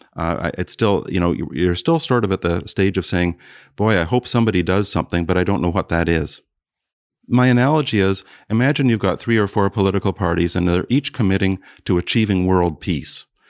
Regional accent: South Bruce County, Ontario, Canada; moved away; I grew up partly in South Bruce County

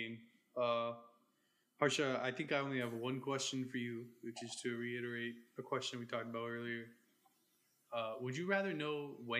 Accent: New England, United States; But I grew up in New England

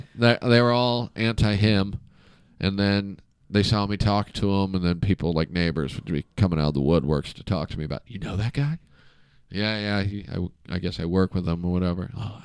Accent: New Hampshire, United States; I grew up in New Hampshire. I went to the same high school as Joe Biden's kids.

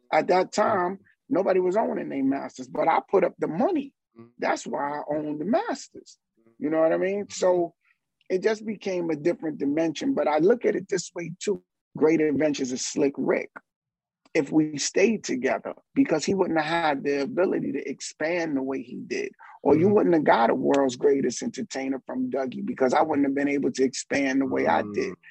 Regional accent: New York City, New York, United States; also born or lived in Barbados; as a kid, I would go back and forth from Barbados to Harlem, and then my family locked it down in Harlem, and Harlem, growing up around Apollo

